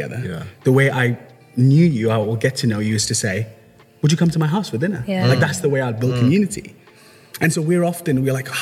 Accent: Liverpool, North West England, United Kingdom; moved away as an adult; also born or lived in India; now in Wolverhampton, United Kingdom; I grew up in Liverpool. I moved to the UK when I was 11-year-old kid to Liverpool

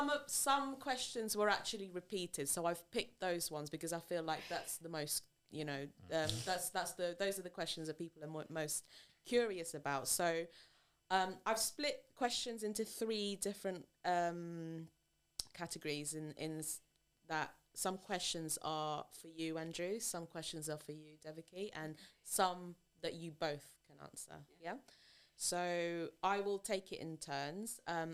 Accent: Philippines; I know that I'm Asian. I'm Filipino. I have Asian features.

